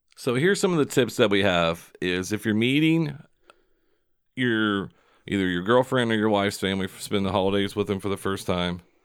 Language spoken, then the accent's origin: English; Seymour, United States; my hometown of Seymour